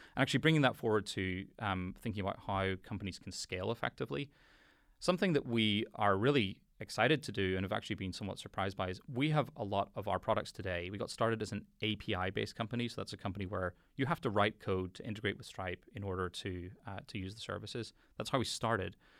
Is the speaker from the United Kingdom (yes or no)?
yes; Belfast, Northern Ireland, United Kingdom; I grew up in Belfast